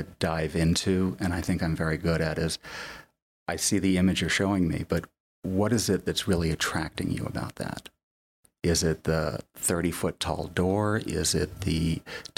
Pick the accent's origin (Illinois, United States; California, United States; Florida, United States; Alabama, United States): Florida, United States; now in Park City, United States; I grew up in Florida.